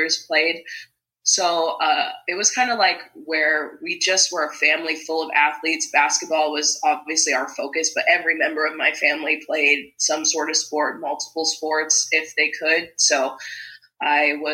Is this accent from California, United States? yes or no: no; Las Vegas, Nevada, United States; I was born and raised in Vegas